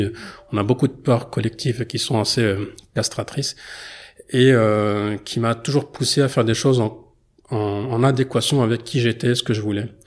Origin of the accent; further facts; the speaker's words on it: France; même si je suis né en France et que j'ai grandi en France